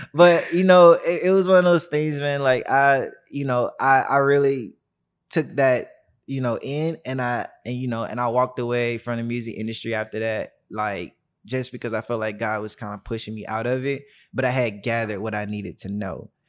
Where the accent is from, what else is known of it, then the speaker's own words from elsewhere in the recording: Birmingham, Alabama, United States; I grew up in Birmingham, Alabama, uh, the deep south